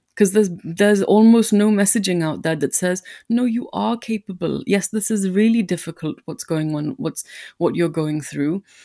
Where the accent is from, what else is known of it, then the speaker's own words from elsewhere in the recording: India; moved away; I'm an immigrant or that I'm Indian